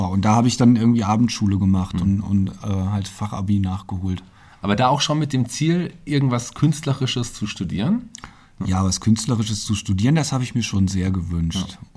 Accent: Landenhausen, Hesse, Germany; also born or lived in Fulda; Vogelsberg aufgewachsen, in, im wunderschönen Landenhausen.

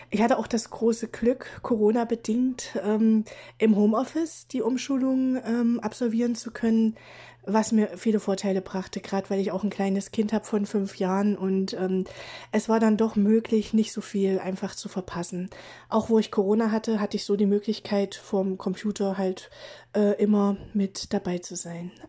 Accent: Gräfenhainichen, Saxony-Anhalt, Germany; komme aus Sachsen-Anhalt, ähm, aus Gräfenhainichen. Das ist quasi in der Nähe von Lutherstadt-Wittenberg.

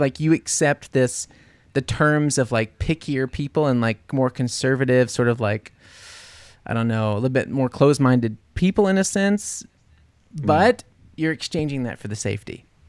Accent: New Orleans, Louisiana, United States; Come on, I'm from New Orleans.

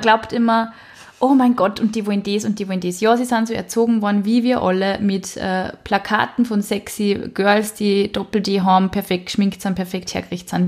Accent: Upper Austria, Austria; Ich bin nicht aus Wien, ich sage eigentlich gar nicht Baba, weißt du? Ich bin aus Oberösterreich, da sagt man ihr Servus

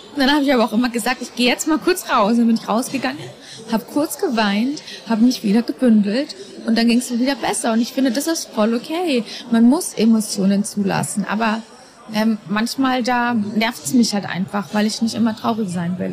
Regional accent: Dachau, Bavaria, Germany; Ich bin in Dachau geboren

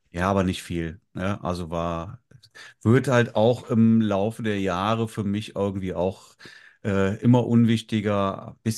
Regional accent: Northern Germany, Germany; Aschermittwoch heißt bei uns im Norden Mittwoch.

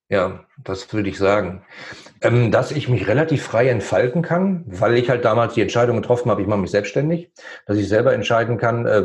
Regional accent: Germany; weil das mein Heimatland ist und ich fühle mich da wohl.

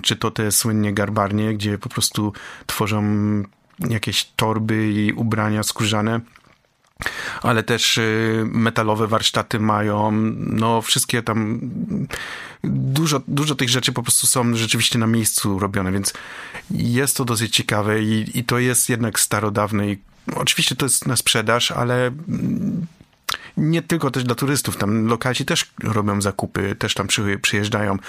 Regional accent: Poland

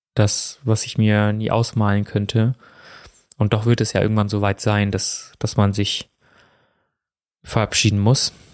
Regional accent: Germany; also born or lived in India; Ich bin ja in Indien geboren und bin ja relativ früh, also knapp unter zwei war ich, wo ich hier nach Deutschland gekommen bin und bin ja auch hier aufgewachsen

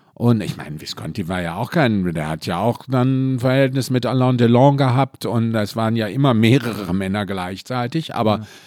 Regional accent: Mülheim an der Ruhr, North Rhine-Westphalia, Germany; bin aus dem Ruhrpott, also aus Mühlen. Schöne am Ruhr

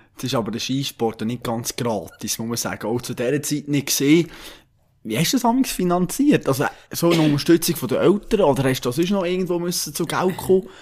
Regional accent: Switzerland; wir Schweizer

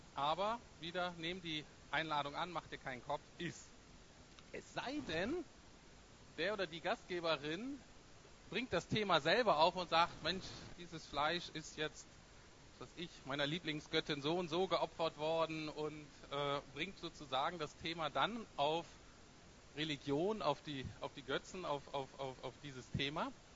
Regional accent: Bremen, Germany; ich komme aus Bremen Nord, das ist äh, gar nicht so ganz unähnlich wie Berlin.

